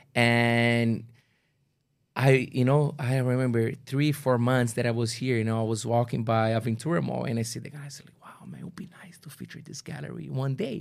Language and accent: English; Brazil; English is a second language; now in Toronto, Canada; my good friends that we grew up together in Brazil